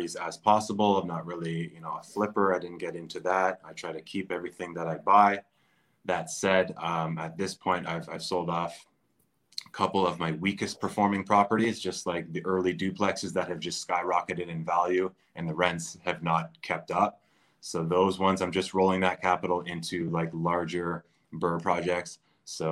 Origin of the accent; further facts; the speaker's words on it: Durham Region, Ontario, Canada; I grew up in the Durham area